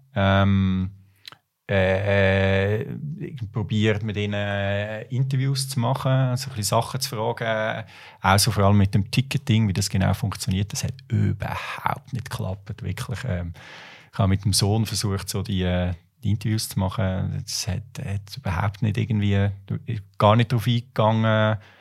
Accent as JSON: {"language": "German", "region": "near Lucerne", "country": "Switzerland", "tie": "born or raised there", "also_born_or_lived": "Buenos Aires, Argentina", "said": "ich bin so ein bisschen auf dem Land aufgewachsen, in der Nähe Aglo, Luzern"}